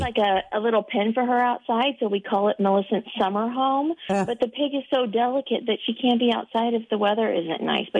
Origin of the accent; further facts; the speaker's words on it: Springfield, Illinois, United States; moved away; I grew up in Central Illinois.